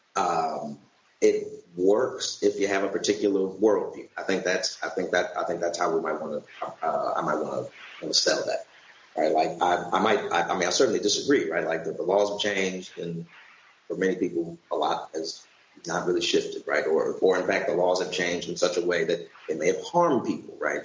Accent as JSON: {"language": "English", "town": "St. Louis", "region": "Missouri", "country": "United States", "said": "I'm from St. Louis"}